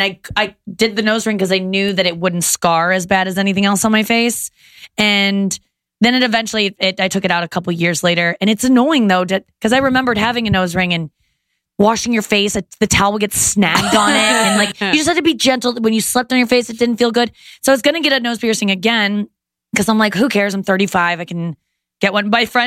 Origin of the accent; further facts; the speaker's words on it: Loveland, Ohio, United States; I grew up in in Loveland